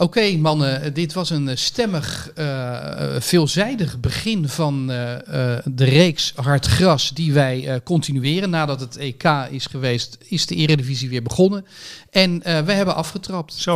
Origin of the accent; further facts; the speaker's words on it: Rotterdam, South Holland, Netherlands; ik kom uit Rotterdam